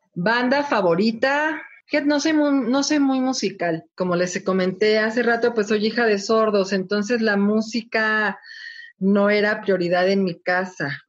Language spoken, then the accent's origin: Spanish; Mexico City, Mexico; soy de la Ciudad de México